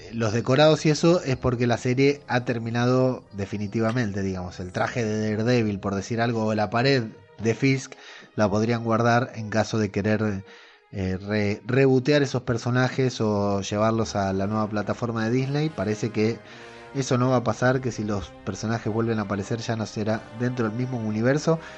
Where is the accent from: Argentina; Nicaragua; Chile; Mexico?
Argentina